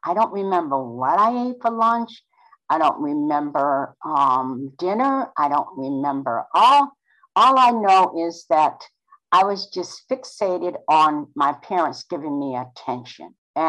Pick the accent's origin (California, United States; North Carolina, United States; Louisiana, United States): North Carolina, United States; born there; I was born in North Carolina on the Outer Banks.